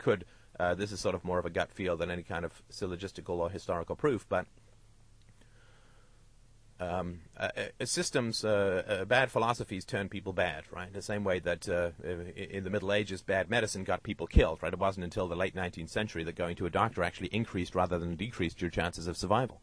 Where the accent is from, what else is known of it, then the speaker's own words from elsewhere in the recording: United Kingdom; I'm British